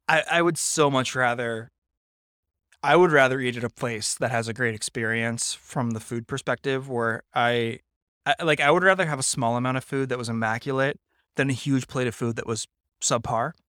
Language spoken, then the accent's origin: English; Napa, California, United States; I grew up in Napa